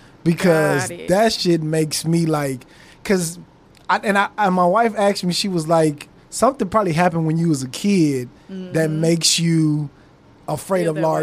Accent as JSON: {"language": "English", "town": "Los Angeles", "region": "California", "country": "United States", "said": "because I'm from Los Angeles, right?"}